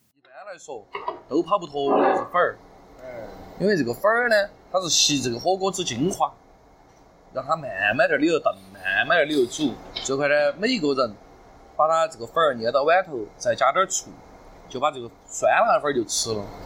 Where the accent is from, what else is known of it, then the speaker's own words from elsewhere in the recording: Chengdu, Sichuan, China; 像我们成都人说，就是好吃、稳当、巴适，哦，安逸。